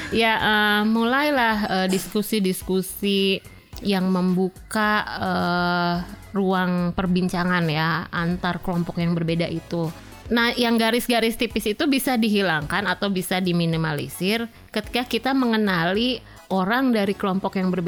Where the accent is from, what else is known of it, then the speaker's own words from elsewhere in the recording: West Java, Indonesia; saya orang Sunda jadi saya pakai contoh orang Sunda ya